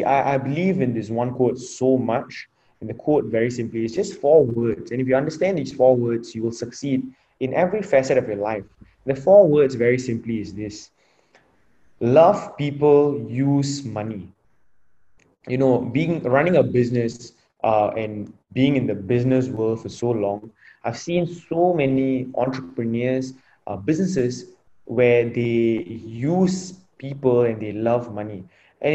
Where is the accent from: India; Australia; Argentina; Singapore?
Singapore; I'm from Singapore, and at 18, all of us get enlisted into the national service